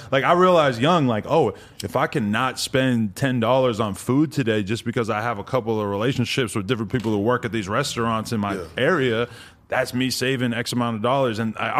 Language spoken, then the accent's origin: English; New Hampshire, United States; New Hampshire?